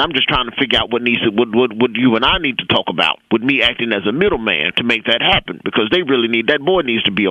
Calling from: Atlanta, Georgia, United States; Well, I'm calling from the Atlanta office right now

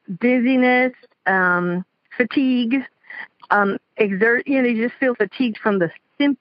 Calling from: South Florida, United States; I'm calling from South Florida.

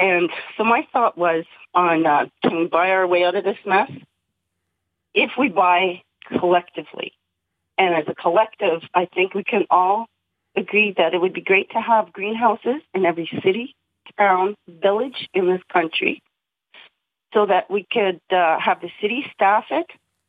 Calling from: Manitoba, Canada; And I did say I was calling from Treaty 1 territory.

